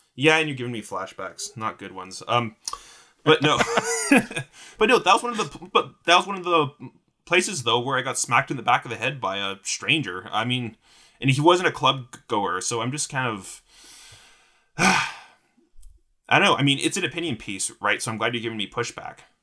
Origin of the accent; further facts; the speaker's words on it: Vancouver, British Columbia, Canada; also born or lived in Victoria; I was born in Vancouver to two parents who met on Vancouver Island.